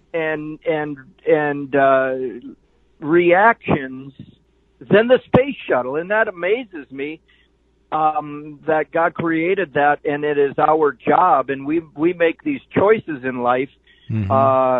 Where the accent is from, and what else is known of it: North Dakota, United States